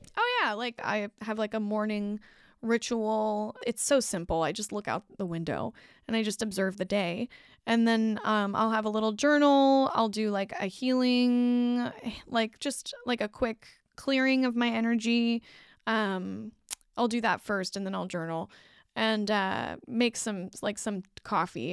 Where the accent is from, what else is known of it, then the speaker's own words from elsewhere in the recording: United States; I'm American